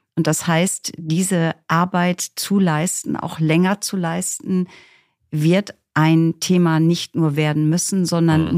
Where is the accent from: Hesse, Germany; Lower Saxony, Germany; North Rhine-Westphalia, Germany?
Lower Saxony, Germany; East Frisia; Ich bin aufgewachsen in Ostfriesland